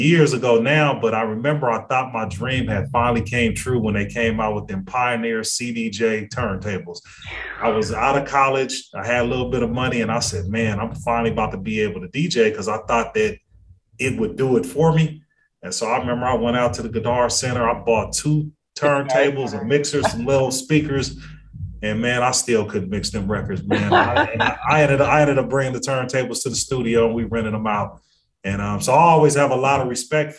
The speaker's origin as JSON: {"language": "English", "town": "Carson", "region": "California", "country": "United States", "said": "I'm from LA. I'm from Carson."}